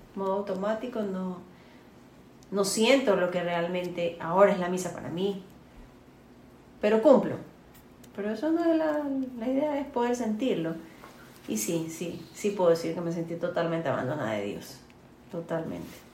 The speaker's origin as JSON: {"language": "Spanish", "country": "Colombia", "moved": "yes", "lives_now": "Guayaquil, Ecuador", "said": "yo soy colombiana"}